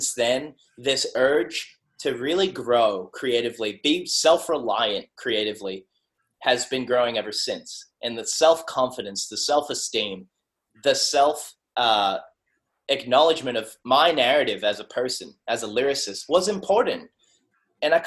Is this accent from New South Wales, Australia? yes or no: yes; Sydney, New South Wales, Australia; I'm a kid from Western Sydney. I grew up in South Windsor, 2756